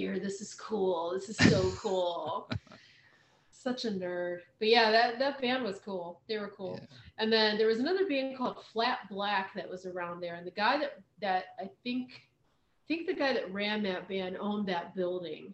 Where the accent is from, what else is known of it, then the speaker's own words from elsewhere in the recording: Kent, Ohio, United States; I grew up near Kent, Ohio